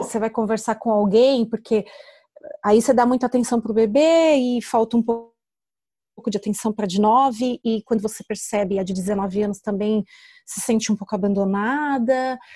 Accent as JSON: {"language": "Portuguese", "region": "São Paulo", "country": "Brazil", "moved": "as an adult", "lives_now": "Portugal", "said": "Porque eu vim do Brasil com muito medo de dirigir. Eu tenho habilitação há mais de 10 anos e nunca dirigi em São Paulo."}